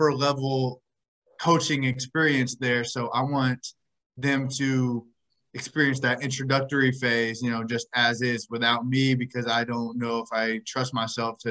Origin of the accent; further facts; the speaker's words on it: Indiana, United States; I'm from Indiana, grew up Pacers fan